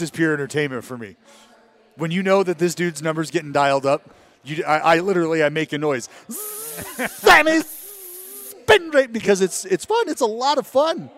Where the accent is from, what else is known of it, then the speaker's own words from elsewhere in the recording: Stockton, California, United States; also born or lived in Sacramento / Oakland; growing up in Stockton